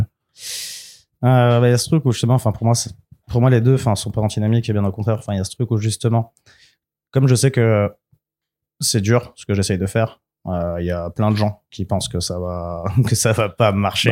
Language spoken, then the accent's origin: French; France; je suis en France parce que je suis français, je vis là